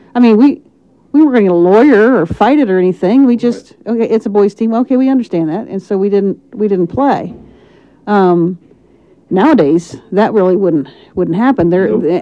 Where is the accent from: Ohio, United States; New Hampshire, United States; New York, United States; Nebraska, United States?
Ohio, United States; Lancaster; I am from Lancaster, Ohio, born and raised